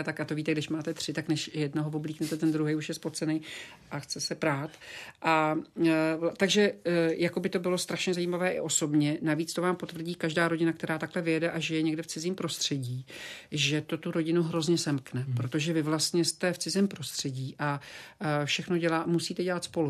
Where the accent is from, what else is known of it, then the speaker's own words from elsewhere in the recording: Slovakia; also born or lived in Prague, Czech Republic; now in Florida, United States; já jsem byla i na Slovensku, což je moje rodná zem